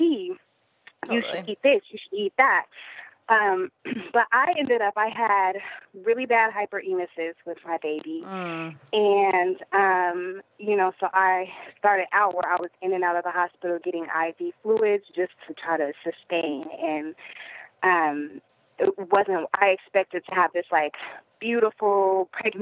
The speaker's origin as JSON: {"language": "English", "town": "Denver", "region": "Colorado", "country": "United States", "tie": "born or raised there", "said": "I am originally from Denver, which, is kind of an open-minded, hippie-ish town"}